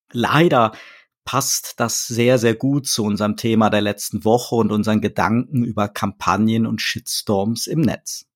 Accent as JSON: {"language": "German", "region": "Rhineland", "country": "Germany", "said": "als Rheinländer ja fröhlicher Karnevalist"}